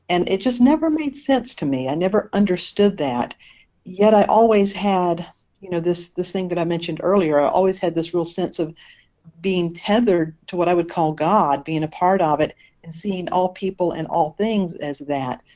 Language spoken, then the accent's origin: English; Eastern North Carolina, United States; also born or lived in Maui, Hawaii; now in Asheville, United States; I'm originally from Eastern North Carolina